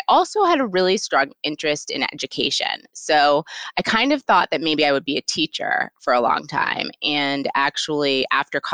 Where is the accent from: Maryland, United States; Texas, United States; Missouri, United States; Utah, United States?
Maryland, United States; Potomac; also born or lived in Atlanta, Georgia / Cambridge, Massachusetts; now in New York, United States; I grew up in Potomac, Maryland, right outside DC, and my mom still lives there now, so I go back often